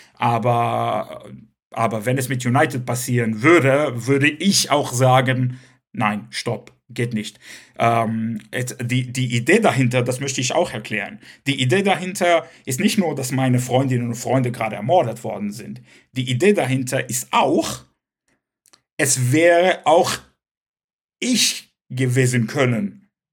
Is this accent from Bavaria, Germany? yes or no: no; Cologne, North Rhine-Westphalia, Germany; first language Hebrew; German is a second language; also born or lived in Israel; nicht weil ich Kölner bin oder weil ich was weiß ich bin, sondern weil ich Jude bin und weil ich gerade Hebräisch rede, meine Muttersprache